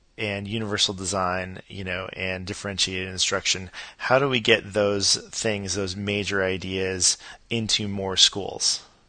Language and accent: English; Los Angeles, California, United States; now in Atlanta, United States; I grew up in Los Angeles